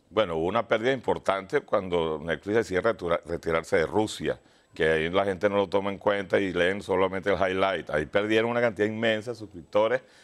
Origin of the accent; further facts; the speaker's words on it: Venezuela; yo soy venezolano